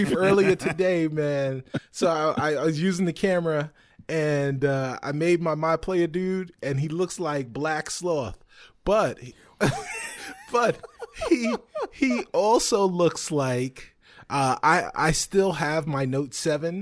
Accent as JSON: {"language": "English", "area": "Long Island", "region": "New York", "country": "United States", "said": "I'm from Long Island"}